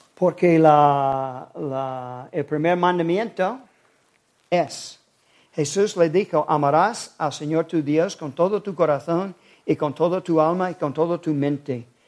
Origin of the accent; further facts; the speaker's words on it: South Carolina, United States; now in Spain; nací en Carolina